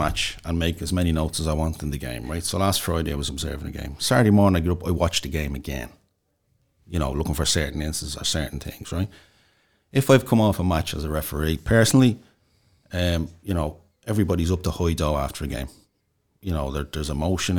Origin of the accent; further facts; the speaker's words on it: Dublin, Leinster, Ireland; I'm from Inchicore